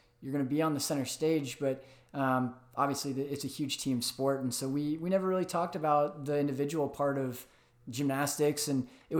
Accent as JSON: {"language": "English", "town": "Atlanta", "region": "Georgia", "country": "United States", "tie": "born or raised there", "also_born_or_lived": "St. Louis, Missouri", "moved": "as an adult", "lives_now": "Arizona, United States", "said": "Grew up in Atlanta"}